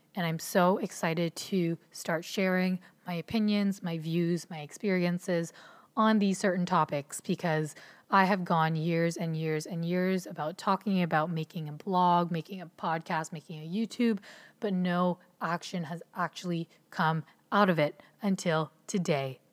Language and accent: English; Ontario, Canada; also born or lived in Philippines; I was born in the Philippines, and when I was one, my family decided to move to Canada so I was raised in an immigrant household in Ontario, Canada